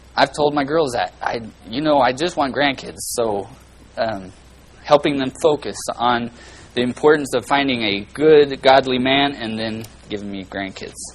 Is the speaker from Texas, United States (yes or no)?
no; Bakersfield, California, United States; I come from Little Oklahoma and Bakersfield